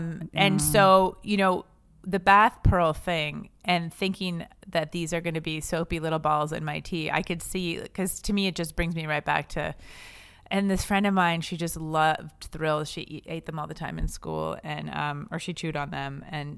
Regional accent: Quebec, Canada; But I know I'm from the French part of Canada, which is why I'm hot. You can't see me on this podcast, but you know, I come from the good looking part of Canada, Quebec.

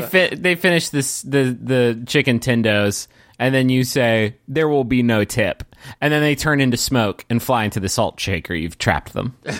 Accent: Huntington, West Virginia, United States; now in Austin, United States; we grew up in Huntington and moved in different directions throughout the country

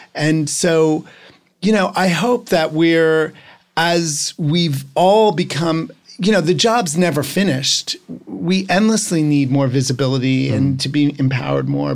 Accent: New Jersey, United States; I'm from New Jersey.

